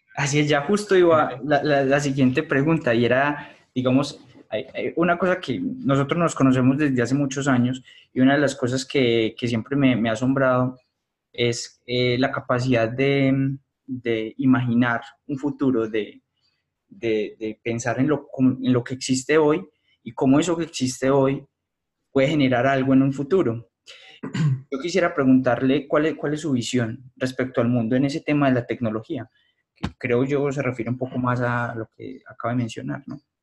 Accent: Colombia; como colombianos

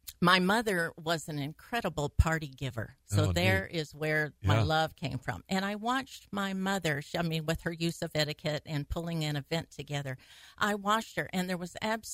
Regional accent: Dell, Arkansas, United States; 50 miles out of Memphis, Tennessee, and on the border

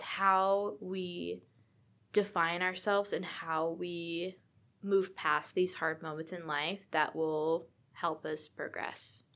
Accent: Virginia, United States; moved away as an adult; also born or lived in Utah; I am from Virginia

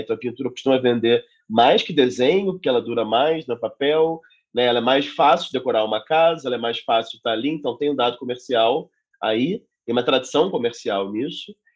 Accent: Rio de Janeiro, Brazil; moved away as an adult; now in São Paulo, Brazil; Sou nascido e criado no Rio de Janeiro

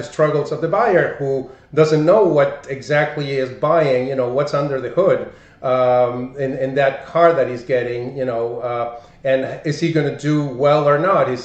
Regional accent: Argentina; English is a second language; moved away as an adult; also born or lived in Buenos Aires; now in United States; I'm from Argentina

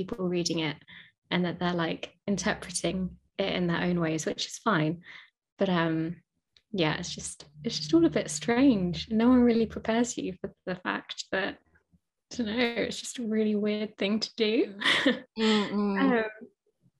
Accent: Margate, South East England, United Kingdom; I'm from Margate in Kent by the sea

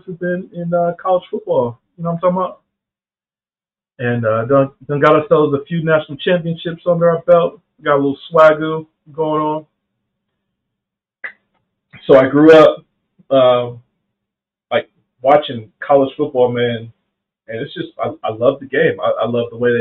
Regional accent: Anderson, South Carolina, United States; also born or lived in Columbus, Ohio; where I'm from in South Carolina, Anderson, South Carolina, is upstate

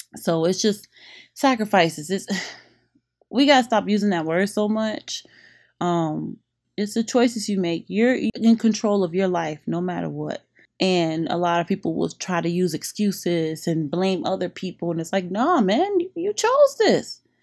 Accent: Revere, Massachusetts, United States; moved away as an adult; also born or lived in Boston; now in Miami, United States; I grew up in Revere Beach in Monroe Heights

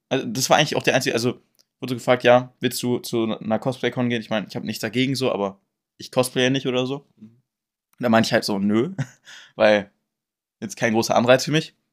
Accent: Braunschweig, Lower Saxony, Germany; born or raised there

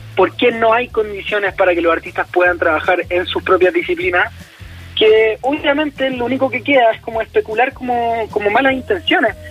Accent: Chile

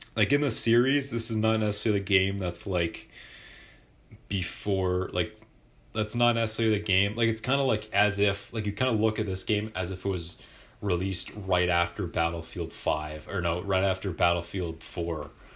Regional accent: Vancouver, British Columbia, Canada; I'm from Vancouver.

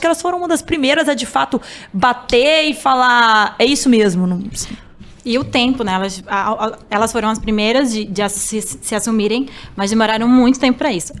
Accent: Alagoas, Brazil; moved away; eu sou de Alagoas

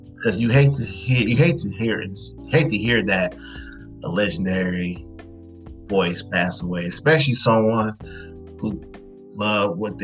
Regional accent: Detroit, Michigan, United States; growing up in Detroit

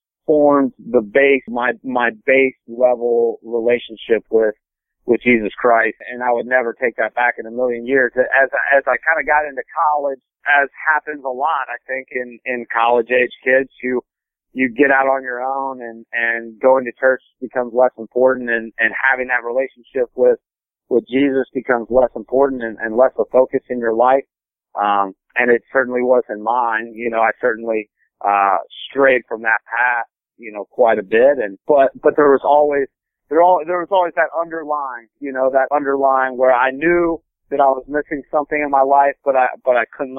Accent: Cincinnati, Ohio, United States; also born or lived in Indiana; I was born in Indiana, grew up outside of Cincinnati, Ohio

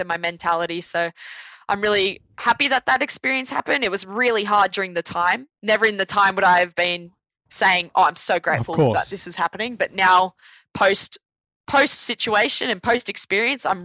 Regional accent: Sydney, New South Wales, Australia; I'm from Belrose

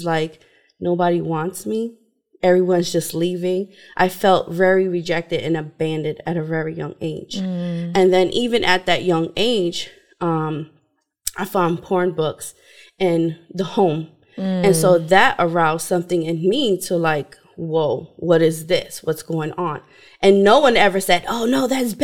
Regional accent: New York, United States; I was brought up in New York with my mom, my dad, my siblings

